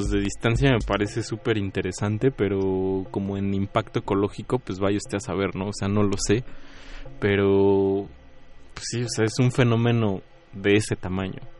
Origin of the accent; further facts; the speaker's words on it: Mexico City, Mexico; soy de Xochimilco, soy de un lugar lacustre, está el agua